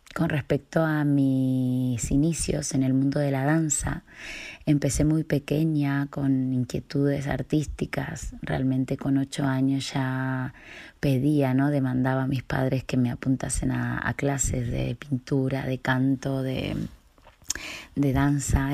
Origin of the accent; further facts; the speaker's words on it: Viedma, Río Negro, Argentina; moved away; yo nací en Viedma, Río Negro, Patagonia, Argentina